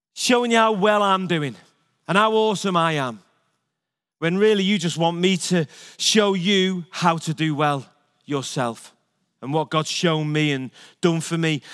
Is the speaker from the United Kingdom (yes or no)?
yes; Liverpool, North West England, United Kingdom; moved away; I was born in Liverpool